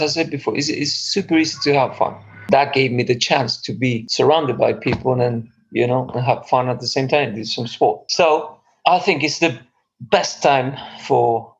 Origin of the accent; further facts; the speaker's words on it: Argentina; moved away as an adult; also born or lived in London / Spain; now in Stockholm, Sweden; I'm from Argentina originally, but then I lived in Europe for the last 20 years, between London and Spain mainly. Now I'm based in Stockholm.